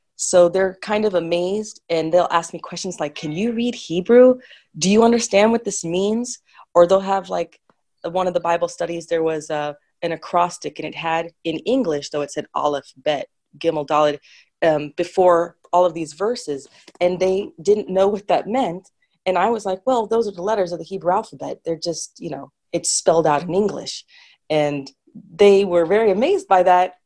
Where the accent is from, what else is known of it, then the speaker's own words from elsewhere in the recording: Sacramento, California, United States; when I was growing up in the Jewish community where I grew up in Sacramento